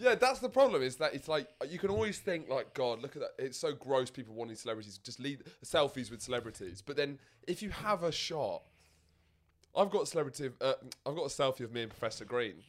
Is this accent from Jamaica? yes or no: no; London, United Kingdom; I grew up in London